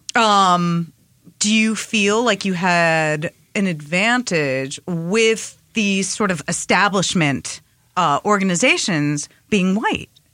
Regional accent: Long Island, New York, United States; also born or lived in Queens, New York; I moved from Queens to Long Island

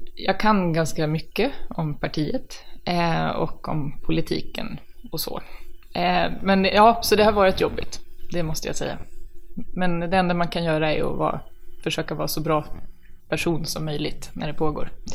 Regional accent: Stockholm, Stockholm County, Sweden; Jag är från Hässelby, Kälvesta. Det är alltså västra Stockholm

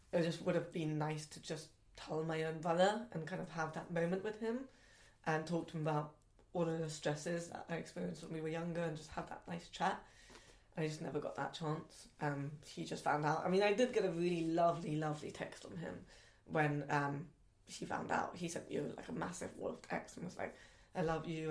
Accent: London, United Kingdom; I grew up in Southall in West London, which is a very very Asian area

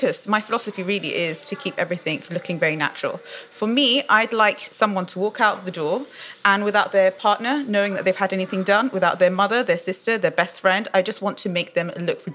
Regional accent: London, United Kingdom; So I was born in London. My parents are of Iraqi origin.

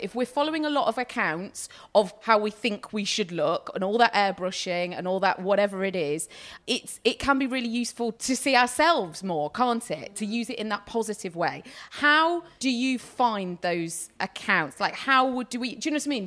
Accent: United Kingdom

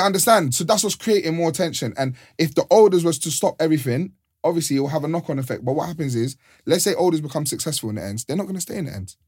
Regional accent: London, United Kingdom; where I'm from, I grew up in Mozart

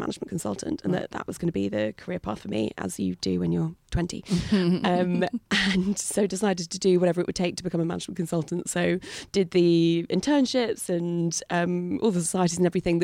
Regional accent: New Forest, South East England, United Kingdom; I grew up in the New Forest, so on the south coast in this amazing national park.

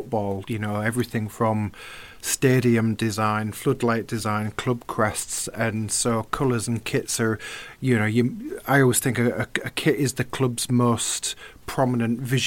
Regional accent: Hull, Yorkshire and the Humber, United Kingdom; I'm from Hull

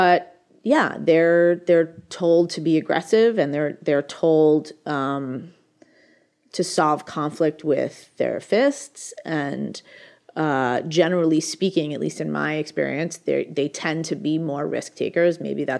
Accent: United States; I'm American. I actually come from a wealthy family that is also very liberal

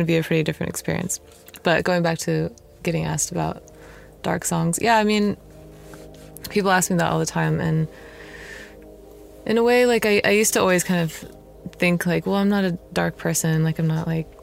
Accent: Sacramento, California, United States; also born or lived in Los Angeles; I'm from Sacramento

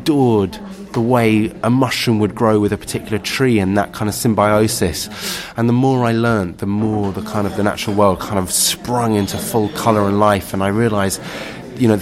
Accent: London, United Kingdom; I grew up in Kentish Town in central London

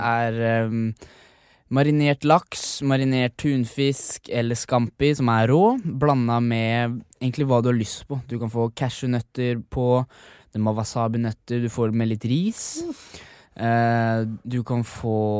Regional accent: Sarpsborg, Østfold, Norway; moved away as an adult; now in Oslo, Norway; alle barndomsvennene mine, familien min, sånn mm. hjemme i Sarpsborg

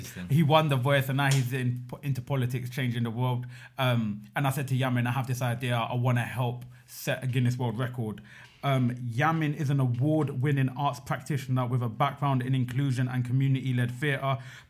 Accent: Ilford, London, United Kingdom; Ilford's finest, the Wizard of the East End

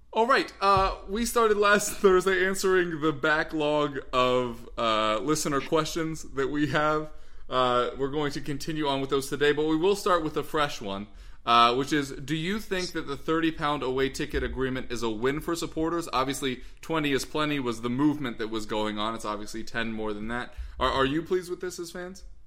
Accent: United States; as an American

